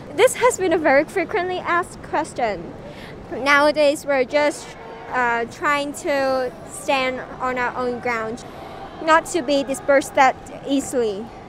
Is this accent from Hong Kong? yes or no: yes; Hong Kong; I am born and raised in Hong Kong